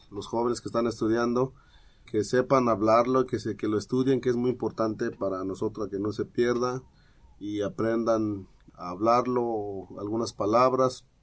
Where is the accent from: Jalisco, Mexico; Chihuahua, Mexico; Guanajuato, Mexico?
Jalisco, Mexico; Wixárika region; enseñar nuestro dialecto y lengua wixárika